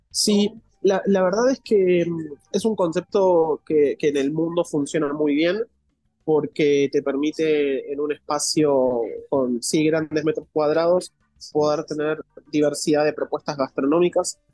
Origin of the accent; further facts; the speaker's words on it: Argentina; accent: Argentine; now in Mexico City, Mexico; por mi acento yo soy argentino